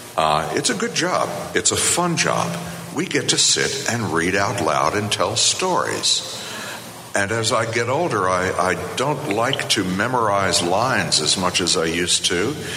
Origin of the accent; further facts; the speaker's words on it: Virginia, United States; moved away as an adult; also born or lived in Boulder, Colorado; I was born and bred in Virginia. I'm a proud son of the Old Dominion.